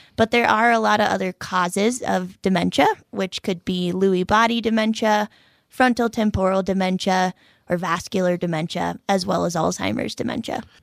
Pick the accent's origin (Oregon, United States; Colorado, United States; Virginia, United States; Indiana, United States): Colorado, United States; moved away; also born or lived in Minnesota; I am originally from Colorado and just as of last November had the opportunity to transfer back to Colorado, my home state